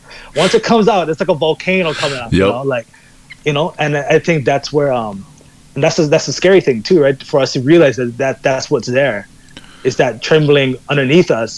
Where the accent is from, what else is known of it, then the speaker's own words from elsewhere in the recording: Kailua, Hawaii, United States; moved away; I come from like this more like, Kailua is a smaller town